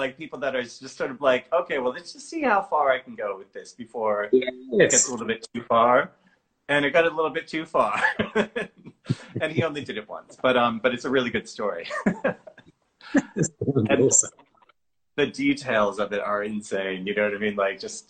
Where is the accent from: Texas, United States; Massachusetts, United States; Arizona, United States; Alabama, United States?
Massachusetts, United States; Boston; I'm from Boston in Massachusetts